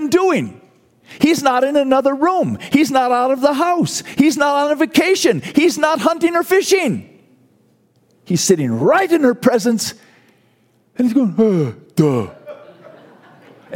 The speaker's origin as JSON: {"language": "English", "country": "United States", "said": "as an American"}